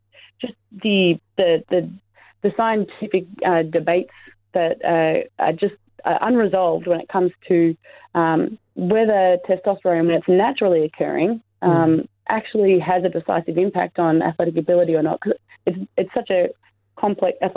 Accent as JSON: {"language": "English", "country": "Australia", "said": "I'm an Australian athlete, or I was an Australian athlete"}